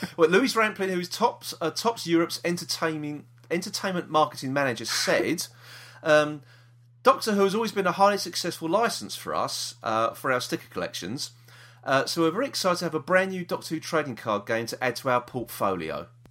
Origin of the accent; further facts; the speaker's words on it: London, United Kingdom; we're from South East London